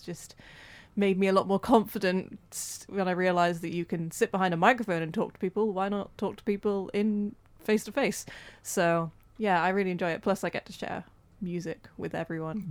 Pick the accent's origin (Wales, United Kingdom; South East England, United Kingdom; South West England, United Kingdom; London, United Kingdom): Wales, United Kingdom; we're Welsh